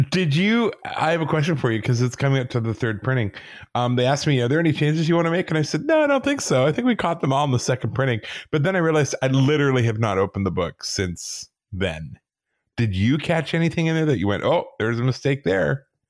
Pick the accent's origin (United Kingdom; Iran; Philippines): United Kingdom; England; I was born in England.